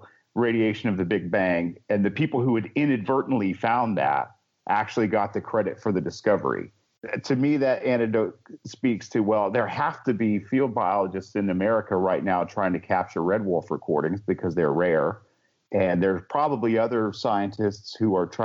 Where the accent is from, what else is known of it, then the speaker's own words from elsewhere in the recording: Helen, Georgia, United States; my hometown of Helen, Georgia